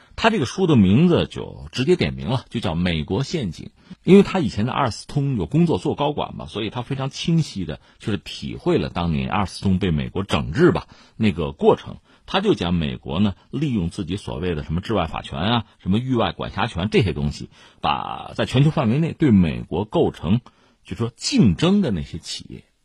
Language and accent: Chinese; China; 我们中国人